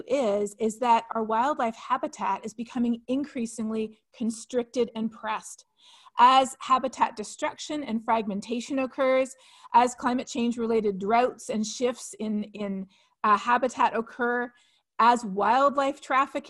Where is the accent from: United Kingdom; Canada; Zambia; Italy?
Canada; Ontario; now in United States; I am from Ontario in Canada. I grew up running through the woods every summer